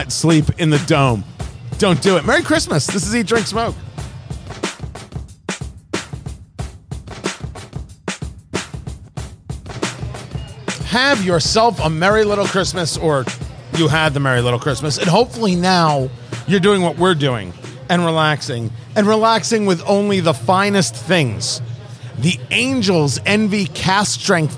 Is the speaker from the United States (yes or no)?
yes; Eatontown, New Jersey, United States; now in Indianapolis, United States; I grew up in New Jersey, Monmouth Mall, Eatontown, New Jersey